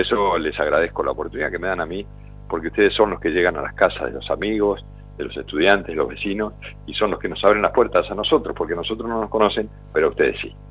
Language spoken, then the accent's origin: Spanish; Argentina